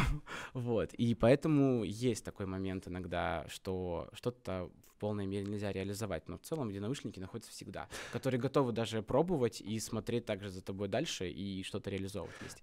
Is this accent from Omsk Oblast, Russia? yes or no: yes; Omsk, Omsk Oblast, Russia; мы из Омска